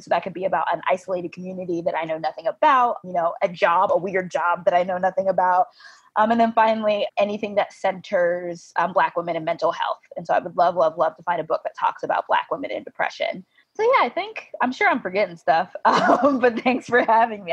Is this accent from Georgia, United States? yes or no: yes; Georgia, United States; I'm from Georgia